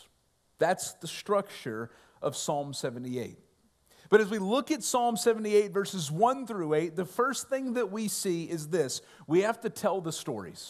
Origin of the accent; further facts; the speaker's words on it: Ohio, United States; when I was growing up in Ohio